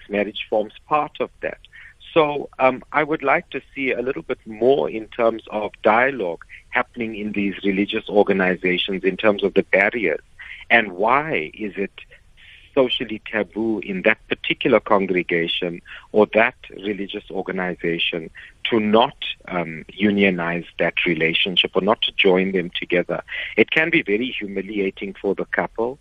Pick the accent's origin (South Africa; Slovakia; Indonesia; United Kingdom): South Africa; I love being South African